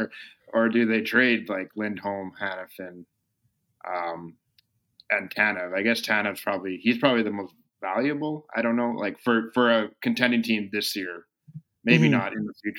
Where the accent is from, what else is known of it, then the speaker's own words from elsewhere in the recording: Calgary, Alberta, Canada; I grew up in Calgary.